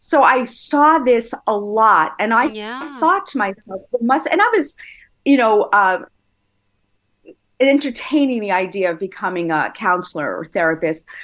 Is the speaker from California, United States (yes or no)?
no; Brooklyn, New York, United States; Born in Brooklyn and went to Nassau Community in Hofstra.